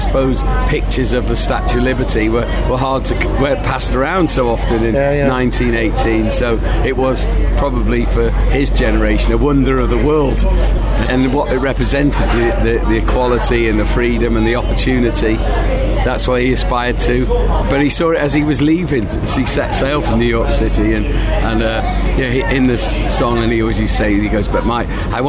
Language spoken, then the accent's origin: English; Rhyl, Wales, United Kingdom; spent a lot of my childhood with him, because my mum and dad ran the pub and the hotel in the summer in Rhyl